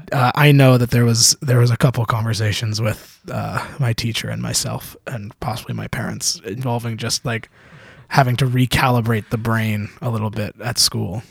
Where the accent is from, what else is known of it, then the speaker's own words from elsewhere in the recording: Canada; I'm Canadian